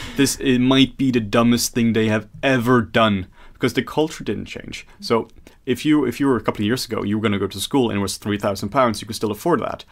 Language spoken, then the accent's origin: English; Norway; now in Denmark; I'm from Norway and working in some Denmark here